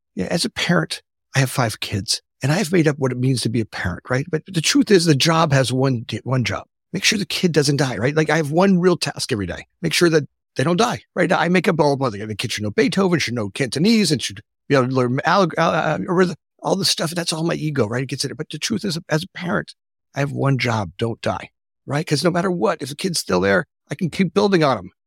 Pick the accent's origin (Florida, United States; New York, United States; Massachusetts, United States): Florida, United States; South; moved away as an adult; now in Oak Park, Illinois, United States; I grew up in Florida